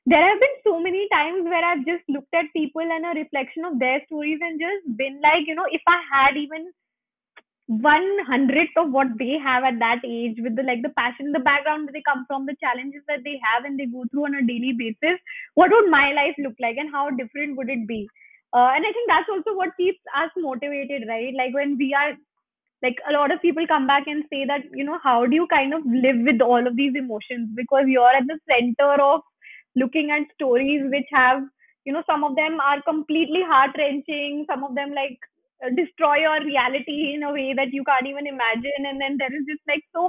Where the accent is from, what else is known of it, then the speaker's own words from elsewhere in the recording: Gurgaon, Haryana, India; also born or lived in Delhi; I've been born and brought up in Gurgaon, and, you know, living in Delhi, college in Delhi